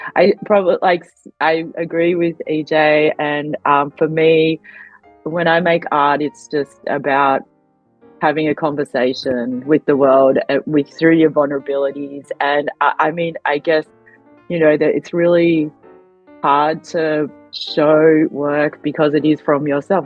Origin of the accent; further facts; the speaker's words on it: Australia; also born or lived in Adelaide, Australia; I grew up in Australia, so of course I, am Australian